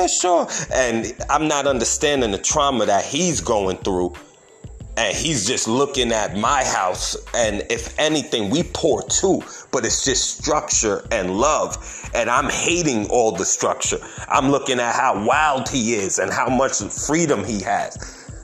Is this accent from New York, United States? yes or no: yes; Yonkers, New York, United States; moved away as an adult; now in North Carolina, United States; I grew up in Yonkers, New York